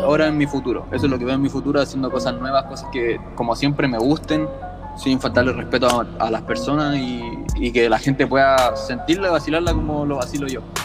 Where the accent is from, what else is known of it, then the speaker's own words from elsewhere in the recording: Valparaíso, Chile; soy de Valparaíso, de Chile